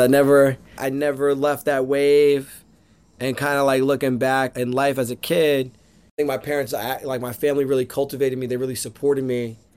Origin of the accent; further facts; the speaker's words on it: Northeast Pennsylvania, United States; now in New York City, United States; I grew up, I grew up in Northeast Pennsylvania